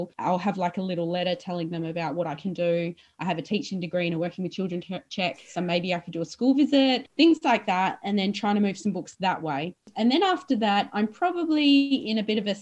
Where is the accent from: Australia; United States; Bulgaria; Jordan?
Australia; Western Australia; also born or lived in Melbourne / Sydney; I'm West Australian